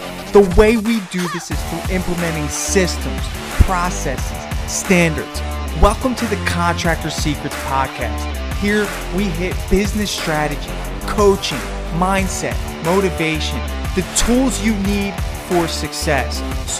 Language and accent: English; New Jersey, United States; I'm from New Jersey, so things get skewed.